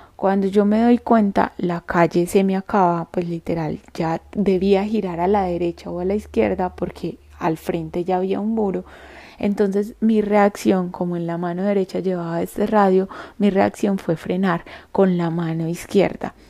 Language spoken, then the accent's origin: Spanish; Andes, Antioquia, Colombia; now in Medellín, Colombia; yo nací en un pueblo en la cordillera de los Andes que se llama Andes y queda en el suroeste antioqueño en el departamento de Antioquia en Colombia